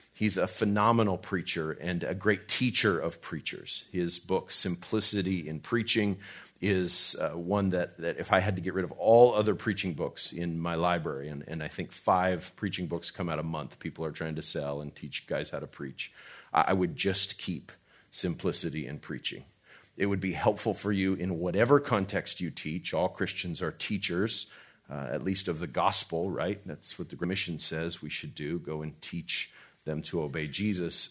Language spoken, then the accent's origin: English; Albuquerque, New Mexico, United States; I'm from Albuquerque